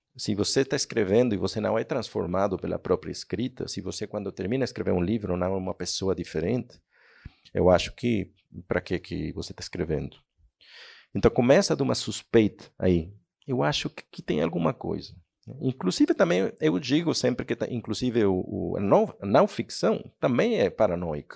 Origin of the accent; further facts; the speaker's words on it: Mexico; Portuguese is a second language; moved away as an adult; also born or lived in Spain / Barcelona; sou um escritor mexicano